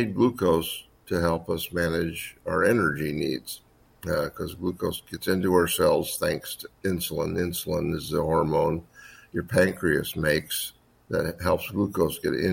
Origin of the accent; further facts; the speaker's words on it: Indiana, United States; moved away as an adult; also born or lived in Wisconsin; I'm from Indiana originally, born and raised there